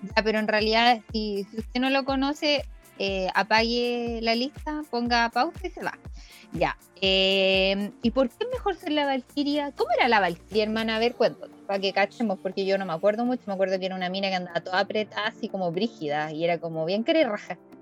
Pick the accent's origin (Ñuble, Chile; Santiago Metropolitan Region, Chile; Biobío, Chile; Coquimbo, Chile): Ñuble, Chile; Chillán; yo estudié en un colegio con cruz. Entonces en ese colegio con Cruz de Chillán